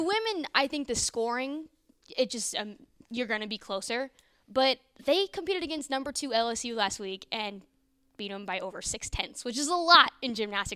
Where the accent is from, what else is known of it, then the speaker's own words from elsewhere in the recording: Northern Virginia, United States; moved away as an adult; also born or lived in Iowa; now in Norman, United States; not from Iowa, from Northern Virginia, uh, D C area.